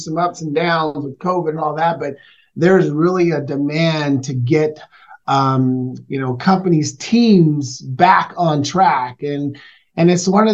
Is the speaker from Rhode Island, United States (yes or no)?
no; Portland, Oregon, United States; I was raised in Northeast Portland, Oregon